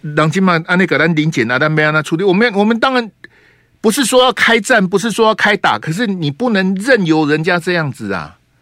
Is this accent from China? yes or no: no; Taiwan; 假设今天溺毙的是我们台湾人